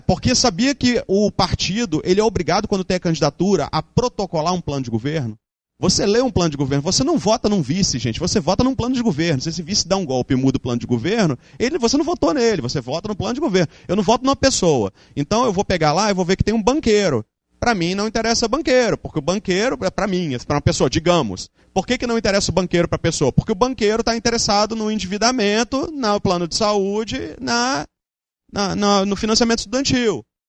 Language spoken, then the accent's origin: Portuguese; Espírito Santo, Brazil; moved away as an adult; also born or lived in Santa Maria, Rio Grande do Sul; eu sou capixaba, sempre fui, voltei para cá por isso, mas eu morei cinco anos no Rio Grande do Sul